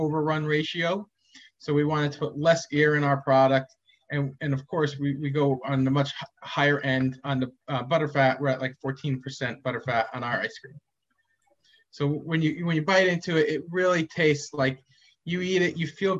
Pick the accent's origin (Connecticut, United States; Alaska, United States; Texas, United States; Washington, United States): Connecticut, United States; Madison; when I was growing up in Madison